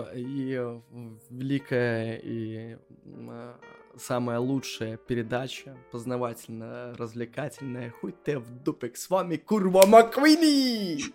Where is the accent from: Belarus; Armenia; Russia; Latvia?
Belarus; moved away as an adult; now in Wrocław, Poland; мы живем хоть и во Вроцлаве, но мы все равно белорусы